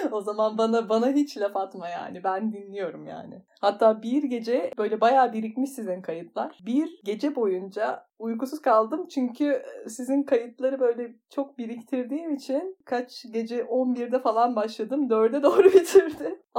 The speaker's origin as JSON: {"language": "Turkish", "region": "İzmir", "country": "Turkey", "also_born_or_lived": "Budapest, Hungary", "moved": "as an adult", "said": "Ben İzmirliyim. Dediğin gibi çocukluk arkadaşıyız Özgüncüm senle. Lisans eğitimime İzmir'de başladım. Daha sonra yurt dışı deneyimim oldu. Yüksek lisansa Budapeşte'ye gittim ve daha sonra da orada doktora kariyerime devam ettim."}